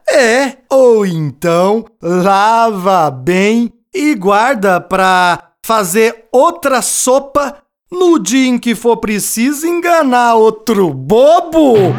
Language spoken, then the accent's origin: Portuguese; Minas Gerais, Brazil; Fica no mesmo estado da minha terra natal.